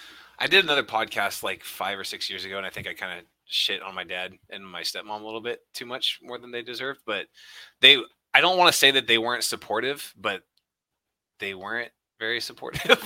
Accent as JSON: {"language": "English", "town": "Sacramento", "region": "California", "country": "United States", "tie": "born or raised there", "also_born_or_lived": "Bakersfield, California / Oroville, California / Oregon", "said": "Moved up to Oregon for 6th and 7th grade, and then yeah, the rest of middle school and high school is in Sacramento"}